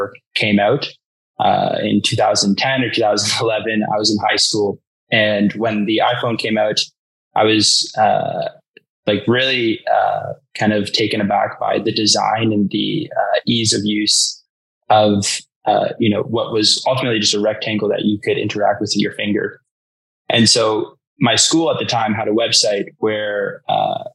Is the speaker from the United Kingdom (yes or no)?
no; Toronto, Ontario, Canada; I grew up in Toronto